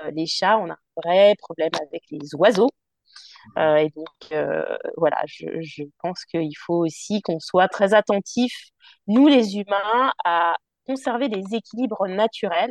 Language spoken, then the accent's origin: French; Paris, Île-de-France, France; also born or lived in London; now in Tours, France; je suis parisienne en plus d'origine